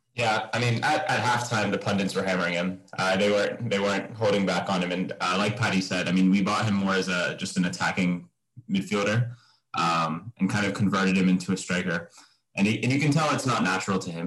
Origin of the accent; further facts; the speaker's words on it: United States; grew up in America